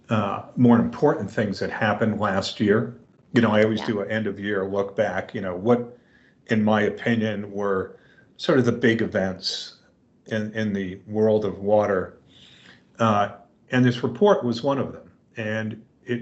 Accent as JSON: {"language": "English", "town": "New York City", "region": "New York", "country": "United States", "tie": "born or raised there", "said": "I grew up in New York City"}